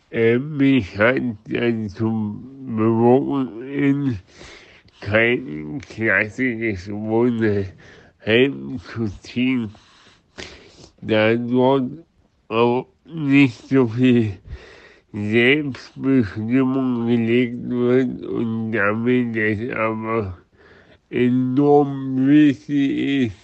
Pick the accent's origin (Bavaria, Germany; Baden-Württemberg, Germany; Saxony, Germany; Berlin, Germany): Saxony, Germany; Dresden; Ich komme aus Dresden, bin 31 Jahre alt und wohne in meiner eigenen Wohnung seit einem halben Jahr.